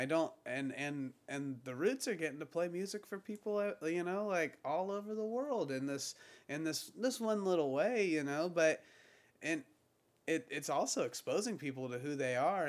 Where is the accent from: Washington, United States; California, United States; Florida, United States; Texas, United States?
Florida, United States; Pensacola; I'm from Pensacola